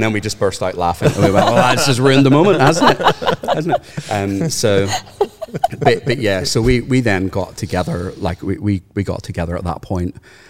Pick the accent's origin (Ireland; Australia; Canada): Ireland; Because growing up in Ireland, no offense, by the way, for all of the Anglicans in the room.